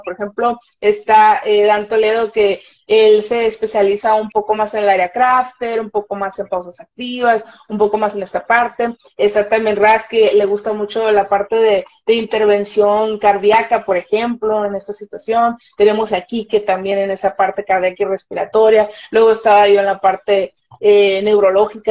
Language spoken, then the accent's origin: Spanish; Mazatlán, Sinaloa, Mexico; yo soy de la ciudad de Mazatlán, Sinaloa, aquí por los Mazatlanes